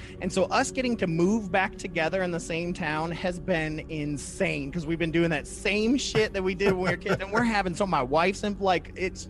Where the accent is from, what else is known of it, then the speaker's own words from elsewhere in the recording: Toledo, Ohio, United States; moved away; also born or lived in Kentucky; Well, dude, I'm from Toledo, Holy Toledo. There's like a Catholic church every 2 feet. And so I didn't even know there were other churches growing up.